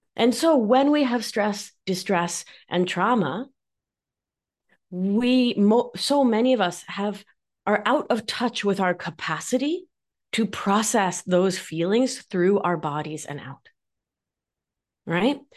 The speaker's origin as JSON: {"language": "English", "town": "Mar del Plata", "region": "Buenos Aires Province", "country": "Argentina", "accent": "Argentine", "moved": "yes", "lives_now": "New York, United States", "said": "I am, if you can't tell from my accent, Argentine. I'm from Mar del Plata, which is about four hours south of Buenos Aires."}